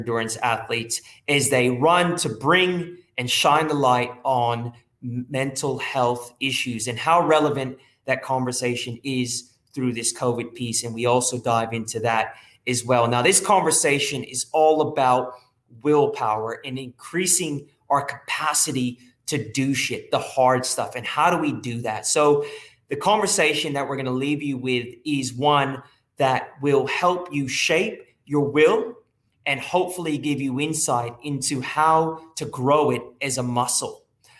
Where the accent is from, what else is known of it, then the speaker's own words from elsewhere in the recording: United States; I'm American, obviously